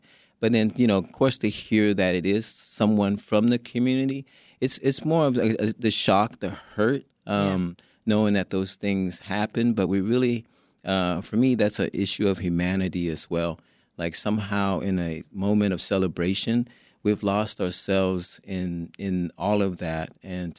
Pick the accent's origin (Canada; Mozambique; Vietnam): Vietnam; now in Chicago, United States; I'm a refugee from Vietnam